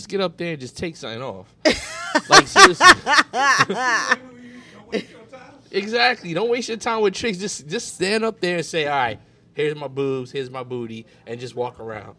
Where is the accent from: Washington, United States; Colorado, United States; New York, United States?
New York, United States; See, I'm from New York, old school, like 42nd Street